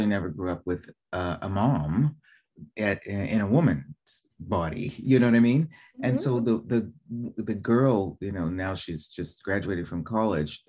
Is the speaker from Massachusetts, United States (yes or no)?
yes; Boston, Massachusetts, United States; moved away as an adult; also born or lived in New York; now in Italy; originally from Boston, living in New York